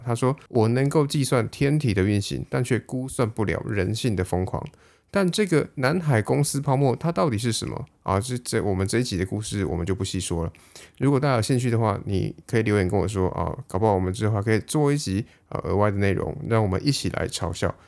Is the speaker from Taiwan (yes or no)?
yes; Taiwan; 我们台湾人